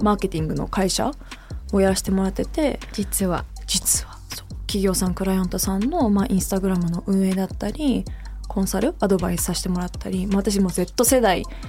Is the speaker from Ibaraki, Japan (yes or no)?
no; Tokyo, Japan; 私それこそ日本東京で生まれて東京で育ってる